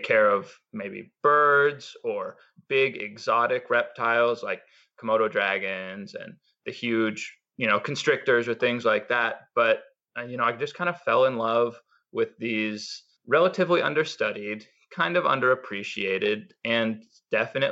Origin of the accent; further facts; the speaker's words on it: Bellingham, Washington, United States; I moved back to my hometown, which is Bellingham, Washington